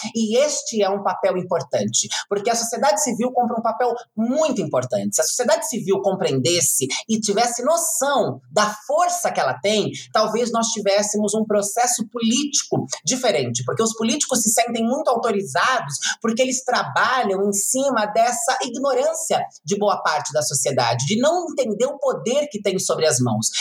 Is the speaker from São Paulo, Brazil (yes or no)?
yes; Itu, São Paulo, Brazil; no bairro onde eu cresci, na periferia de Itu